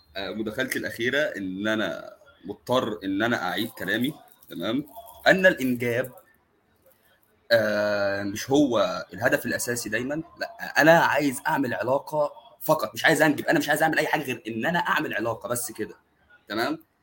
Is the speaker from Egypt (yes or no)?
yes; Egypt; عندنا في مصر